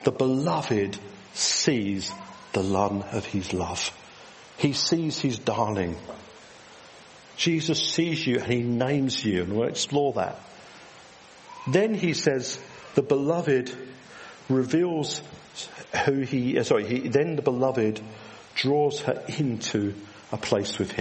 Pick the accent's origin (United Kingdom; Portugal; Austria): United Kingdom; England; we're English